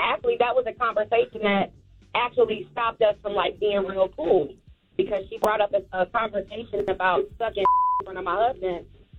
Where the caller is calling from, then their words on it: Chicago, Illinois, United States; I'm calling from Chicago, so I have this question for you all.